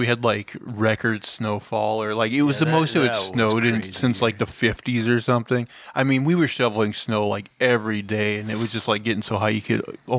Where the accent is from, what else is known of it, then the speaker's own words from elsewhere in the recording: Montana, United States; now in Portland, United States; we're from Montana